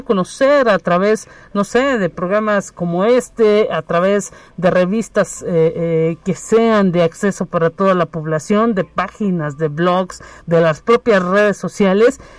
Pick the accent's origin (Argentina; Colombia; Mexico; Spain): Mexico; Somos los mexicanos un pueblo que a lo mejor tiene mucha tradición y es muy valioso